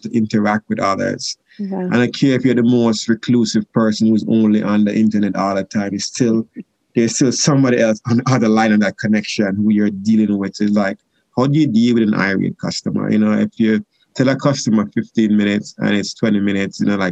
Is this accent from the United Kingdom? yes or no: no; Jamaica; moved away; sodas I grew up drinking in Jamaica